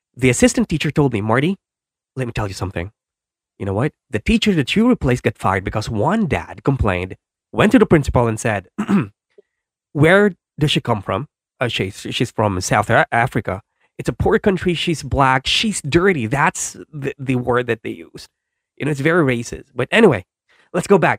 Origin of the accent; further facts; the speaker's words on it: Philippines; I'm from the Philippines